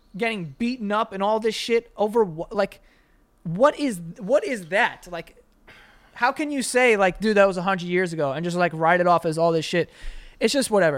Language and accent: English; New York City, New York, United States; I grew up in Queens